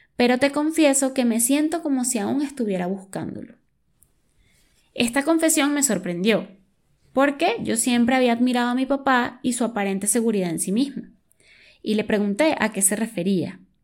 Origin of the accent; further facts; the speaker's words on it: Venezuela; moved away as an adult; yo soy de Venezuela, situación socioeconómica heavy, lo que me llevó a mudarme.